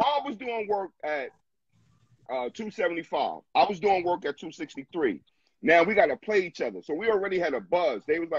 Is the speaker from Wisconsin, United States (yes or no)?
no; New York City, New York, United States; I'm from Brownsville.